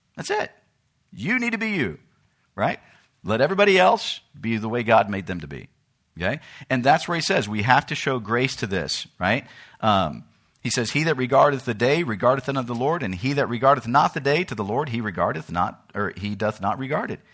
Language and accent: English; United States; in America, I'm an American, but in Uganda, I become a Ugandan